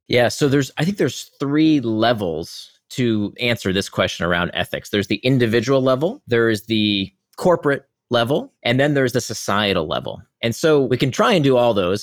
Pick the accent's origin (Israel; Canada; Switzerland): Israel; I was born in Israel